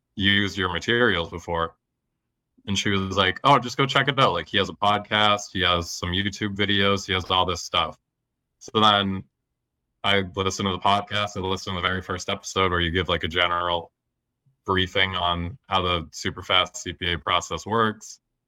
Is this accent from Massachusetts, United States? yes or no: yes; Lowell, Massachusetts, United States; also born or lived in Somerville, Massachusetts; I grew up around Lowell, Massachusetts